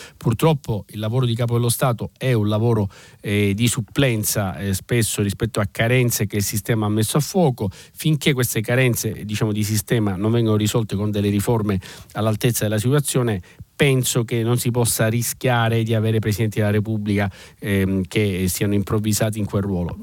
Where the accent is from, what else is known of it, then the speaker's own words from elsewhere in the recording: Sicily, Italy; da siciliano, ma da italiano direi